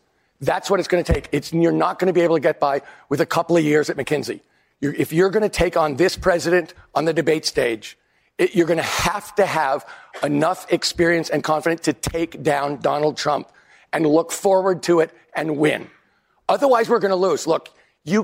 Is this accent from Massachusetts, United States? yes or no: no; California, United States; In California, I'm from California